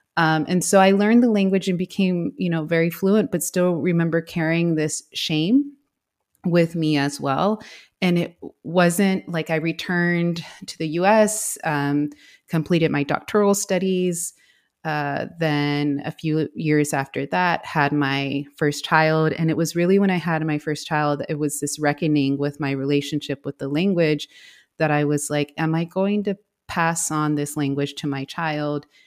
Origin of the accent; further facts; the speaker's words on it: Houston, Texas, United States; first language English; We grew up in Houston, but we were always back, um, in the valley visiting our family there.